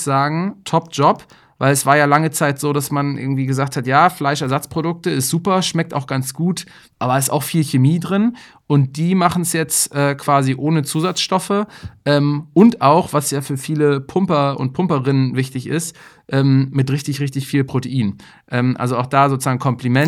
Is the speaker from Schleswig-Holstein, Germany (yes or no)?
yes; Kiel, Schleswig-Holstein, Germany; für mich als Kieler